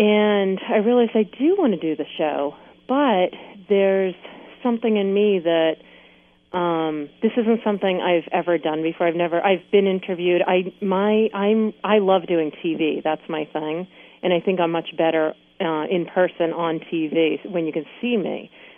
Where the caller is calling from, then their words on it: Maine, United States; I'm calling in from Maine.